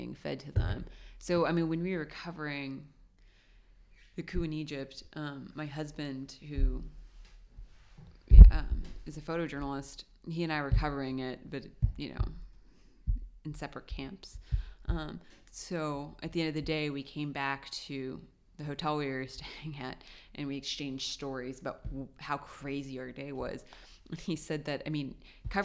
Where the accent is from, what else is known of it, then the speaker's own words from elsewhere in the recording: Lebanon; Lebanon, which is my home country